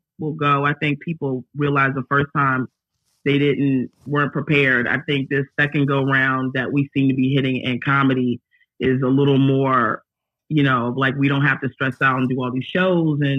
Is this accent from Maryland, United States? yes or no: yes; Aberdeen, Maryland, United States; moved away; also born or lived in Los Angeles; I'm not from LA. I'm from Maryland, actually.